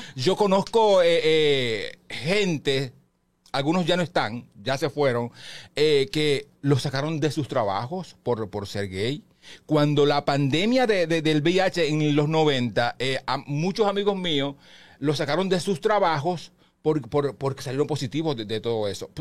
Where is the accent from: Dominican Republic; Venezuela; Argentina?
Dominican Republic; Baní, Peravia; now in Santo Domingo, Dominican Republic; mi pueblo que es, que es Baní